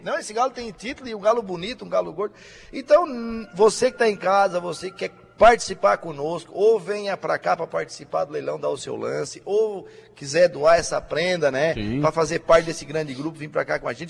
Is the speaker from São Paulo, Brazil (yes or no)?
no; Balneário Arroio do Silva, Santa Catarina, Brazil; eu sou do Arroio do Silva